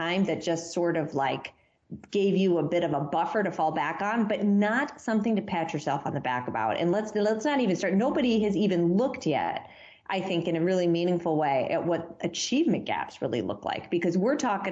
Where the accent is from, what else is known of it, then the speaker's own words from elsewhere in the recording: Massachusetts, United States; my home state, the Commonwealth of Massachusetts